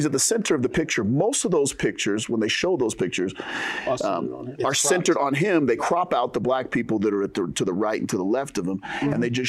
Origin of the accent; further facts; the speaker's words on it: Utah, United States; I grew up in Utah too.